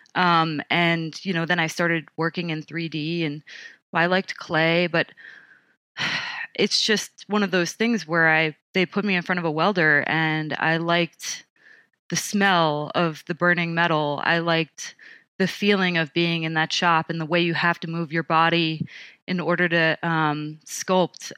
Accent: Montauk, New York, United States; moved away; I grew up on Camp Hero

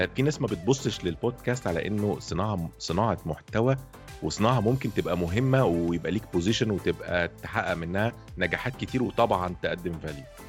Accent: Egypt; انا من مصر

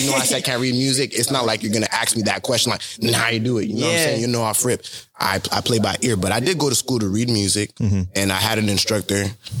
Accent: Florida, United States; also born or lived in Philadelphia, Pennsylvania; I'm from Philadelphia, but I moved to Florida when I was maybe

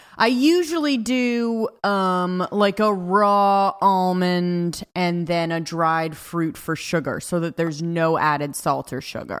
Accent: Ojai, California, United States; I'm from Ojai

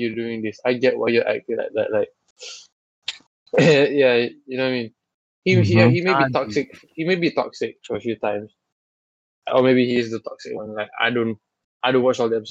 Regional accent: Malaysia; we Malaysians. By the way, we're from Malaysia

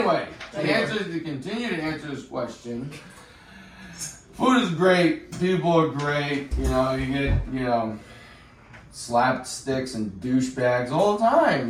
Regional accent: Cranston, Rhode Island, United States; moved away as an adult; also born or lived in Massachusetts; now in Florida, United States; I'm originally from Rhode Island, Cranston, Rhode Island, and I've lived in Massachusetts for the past 10 or so years.

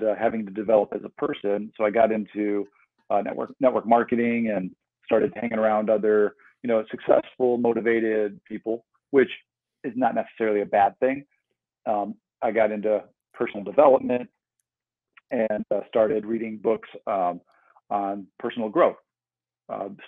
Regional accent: Midwest, United States; moved away as an adult; also born or lived in Arizona; I grew up in the Midwest, and I ended up moving to Arizona for college

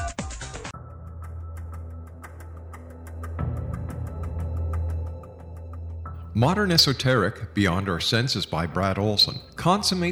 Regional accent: Montreal, Quebec, Canada; now in Hamilton, Canada; I'm originally from Montreal

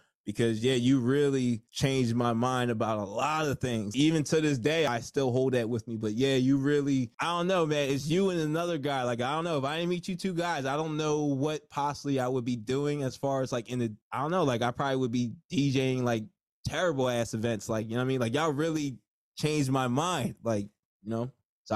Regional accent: New Jersey, United States; I'm from Jersey.

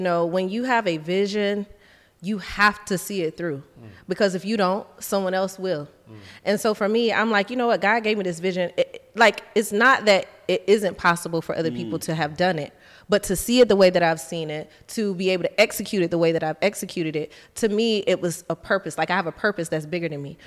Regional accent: the South, United States; moved away as an adult; also born or lived in Atlanta; now in Dubai, United Arab Emirates; I'm from the South. I'm country.

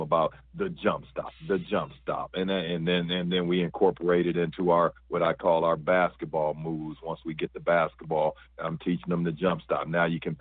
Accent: Fort Wayne, Indiana, United States; moved away; I'm from Fort Wayne, Indiana, and obviously Indiana being the basketball country that it is, I grew up on fundamentals

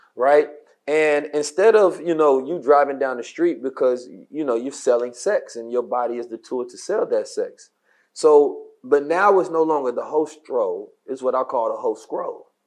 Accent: Oakland, California, United States; I was growing up in Oakland

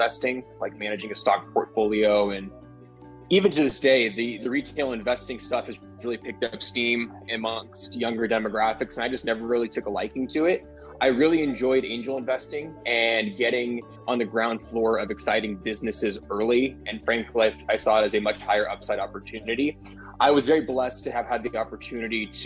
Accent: San Diego, California, United States; moved away as an adult; also born or lived in Poway, California; now in Las Vegas, United States; born and raised in San Diego

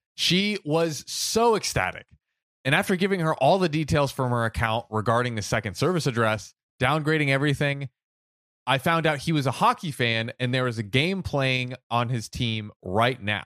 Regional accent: United States; I'm American

